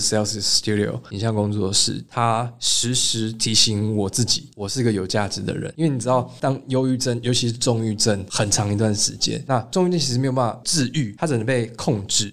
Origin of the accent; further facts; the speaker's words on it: Taiwan; 我是台湾人